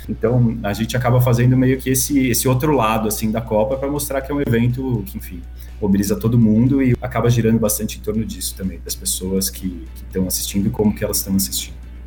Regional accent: Brazil; nosso como brasileiro

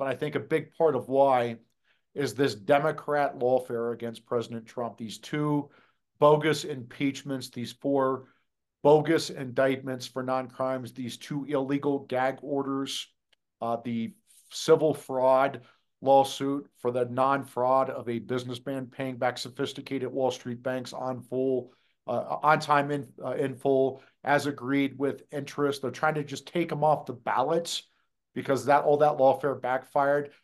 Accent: Des Moines, Iowa, United States; moved away as an adult; Well, I'm from Iowa. I grew up in Des Moines. I was born and raised there

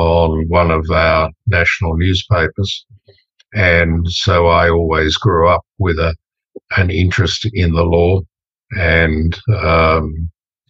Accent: Sydney, New South Wales, Australia; I grew up on the North Shore of Sydney, and went to school on the Upper North Shore.

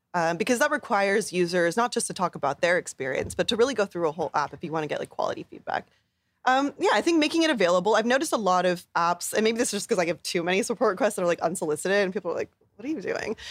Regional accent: Bay Area, California, United States; growing up in the Bay Area

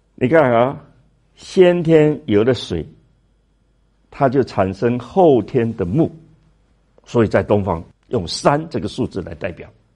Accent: China; 我们中国人

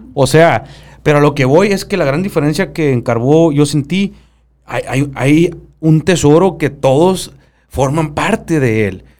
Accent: Sonora, Mexico; accent: sonorense; hablo como sonorense

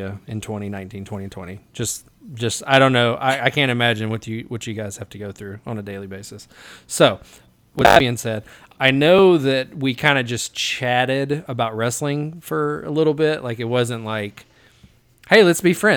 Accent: Jackson, Tennessee, United States; Jackson, my hometown

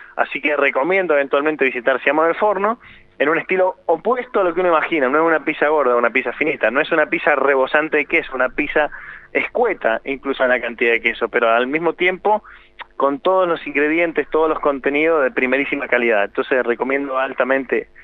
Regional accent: Mendoza, Argentina; moved away as an adult; also born or lived in La Plata; now in Buenos Aires, Argentina; soy de Mendoza. Cuando me vine a ir a, La Plata primero y luego a Buenos Aires

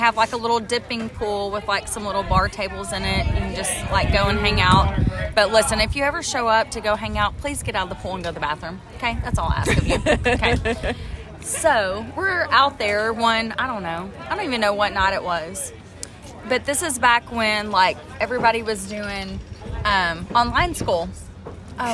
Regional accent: Edgewood, Texas, United States; A little tiny town America called Edgewood.

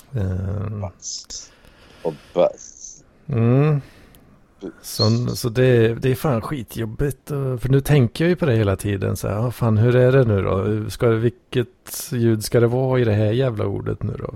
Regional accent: Sweden; som svensk

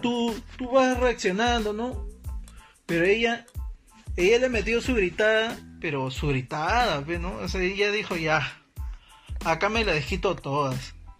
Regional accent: Peru; así somos los peruanos

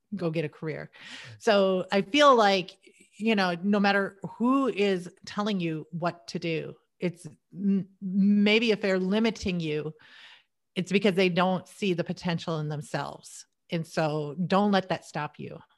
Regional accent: United States; I was born in America.

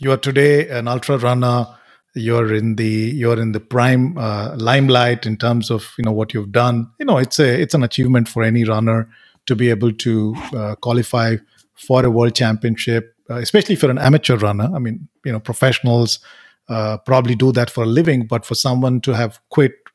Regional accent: Bangalore, Karnataka, India; I grew up in Bangalore, so Karnataka is dear

